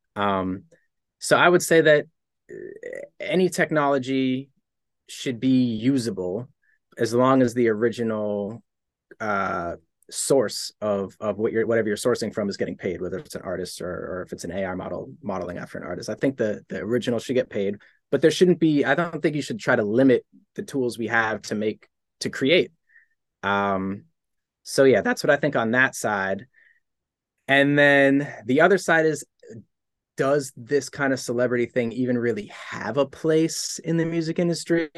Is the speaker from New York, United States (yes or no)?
no; Boston, Massachusetts, United States; I'm from Boston, Massachusetts